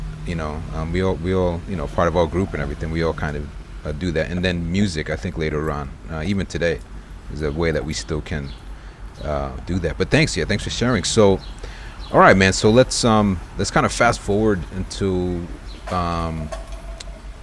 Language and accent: English; Brentwood, New York, United States; growing up in Brentwood